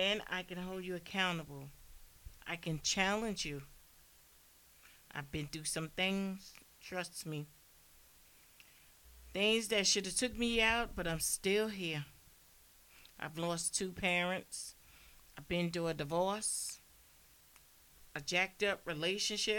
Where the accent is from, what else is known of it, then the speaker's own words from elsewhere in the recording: New Jersey, United States; I'm from Jersey